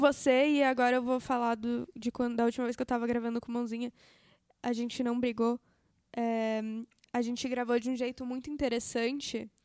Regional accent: São Paulo, Brazil; accent: paulistano; also born or lived in United States

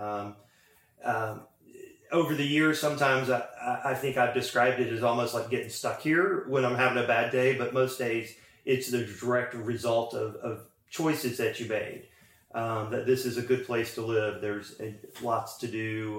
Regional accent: Atlanta, Georgia, United States; moved away as an adult; now in Hazard, Kentucky, United States; So I grew up in Atlanta

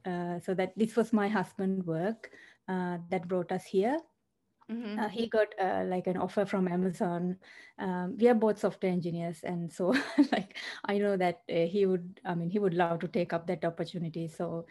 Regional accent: Sri Lanka; also born or lived in Australia; now in Seattle, United States; Yes, I mean, I'm originally from Sri Lanka, and then we migrated to Australia and make it our home. And then, yeah, and then later we decided to come to the US.

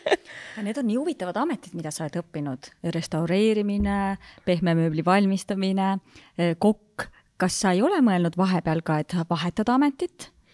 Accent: Haapsalu, Lääne County, Estonia; mina olen ka Haapsalust pärit

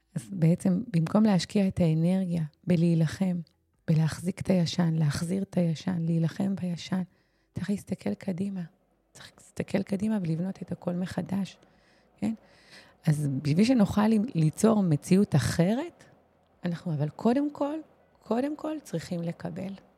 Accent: Israel; אנחנו במיוחד היהודים, הישראלים

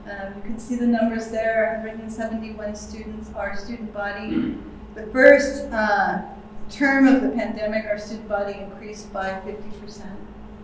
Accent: Colorado Springs, Colorado, United States; moved away as an adult; also born or lived in New York City; now in Costa Rica; my hometown of Colorado Springs, Colorado

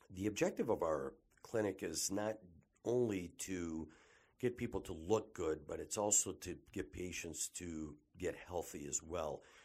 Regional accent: Detroit, Michigan, United States; I was born and raised here in the Detroit metropolitan area

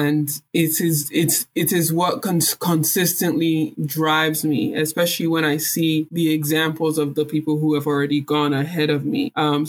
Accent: Nigeria; So for me, being Nigerian, being African has been tied, has been very deeply rooted in me.

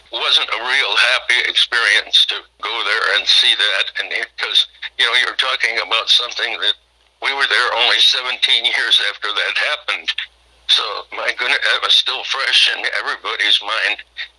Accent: Midwest, United States; well, I'm from the Midwest, and I've been on the West Coast on the ship and seen a lot of the world.

